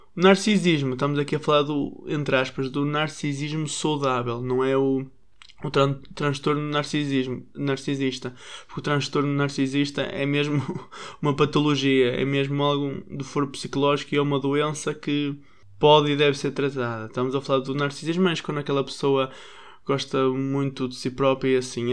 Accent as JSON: {"language": "Portuguese", "country": "Portugal", "said": "Nós, às vezes, portugueses"}